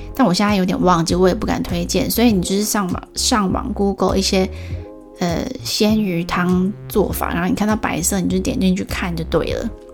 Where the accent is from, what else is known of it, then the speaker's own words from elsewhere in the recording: Taiwan; 我是台湾人